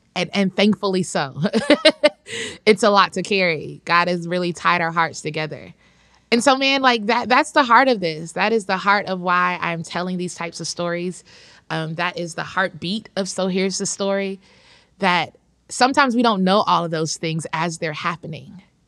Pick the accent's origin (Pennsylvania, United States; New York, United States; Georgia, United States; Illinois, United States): Georgia, United States; Atlanta; I'm from Atlanta. I said the second T just for the listeners. those of us who are from there, it's Atlanta.